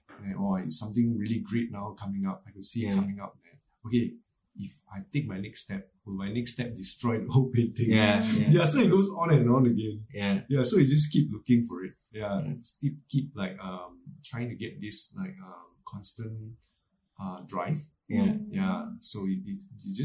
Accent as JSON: {"language": "English", "country": "Malaysia", "tie": "born or raised there", "moved": "as an adult", "lives_now": "Singapore", "said": "growing up in Malaysia, because my childhood till my teens, I was in like Malaysia until when I was like a young adult, then I moved to Singapore."}